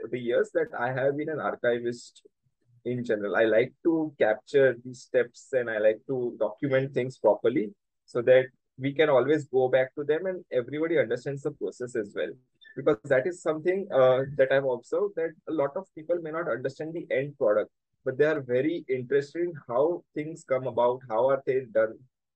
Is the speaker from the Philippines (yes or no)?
no; Surat, Gujarat, India; I was brought up in Surat